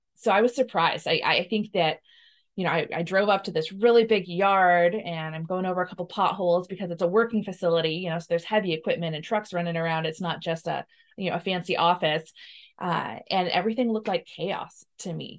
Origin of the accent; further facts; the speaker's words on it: Washington, United States; We're both from Washington, uh, have spent the majority of our, our lives here